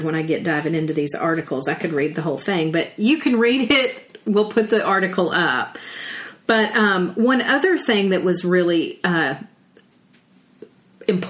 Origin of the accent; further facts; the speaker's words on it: the South, United States; accent: southern; my southern accent